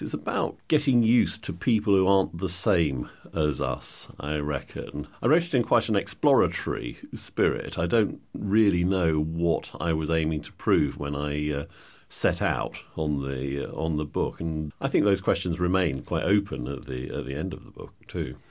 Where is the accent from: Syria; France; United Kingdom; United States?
United Kingdom; England; as white English people